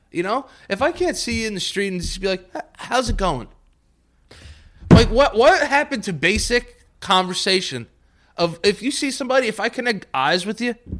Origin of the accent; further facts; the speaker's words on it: New York, United States; people from New York